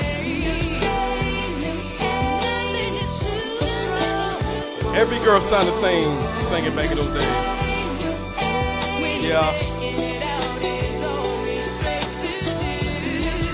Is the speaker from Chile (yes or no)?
no; U.S. Virgin Islands; I'm from St. Thomas Island. Me and my brother's from St. Thomas Island